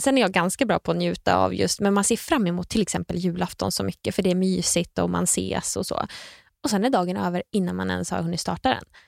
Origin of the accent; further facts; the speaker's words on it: Nyköping, Södermanland, Sweden; Jag är från Nyköping